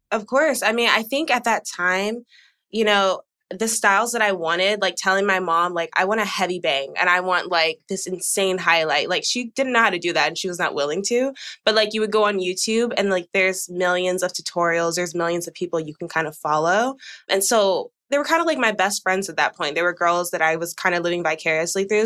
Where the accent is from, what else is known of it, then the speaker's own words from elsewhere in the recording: Georgia, United States; now in Texas, United States; I'm from Georgia. I've lived in Texas for 10 years though